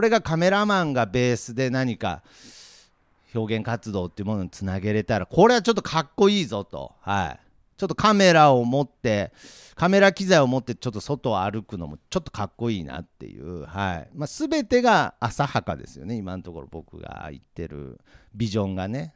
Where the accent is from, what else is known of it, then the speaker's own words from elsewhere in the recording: Nagoya, Aichi, Japan; also born or lived in Tokyo; 東京に残らず名古屋に戻るきっかけにもなったと思うんですけれどやっぱり名古屋っていう、まあ、愛知県っていう土地柄が非常にね地元意識が高い地域なんですよね。